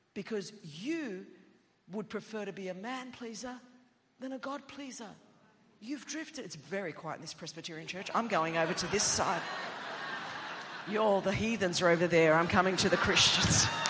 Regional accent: Sydney, New South Wales, Australia; first language Greek; English is a second language; I grew up in Sydney, Australia

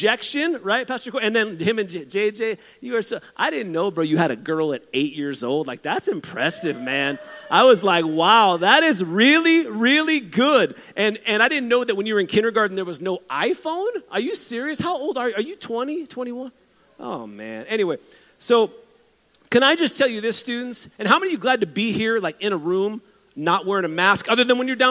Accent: San Diego, California, United States; I grew up in San Diego

